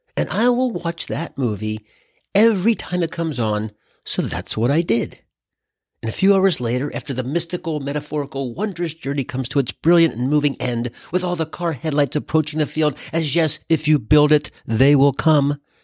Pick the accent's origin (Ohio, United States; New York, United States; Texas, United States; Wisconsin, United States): Ohio, United States; Cincinnati; now in Mill Valley, United States; I was born in Cincinnati